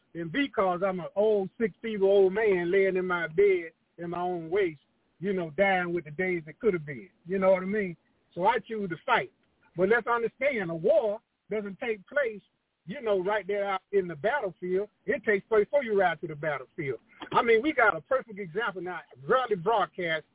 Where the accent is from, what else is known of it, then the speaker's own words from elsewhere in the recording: United States; I'm American by birth.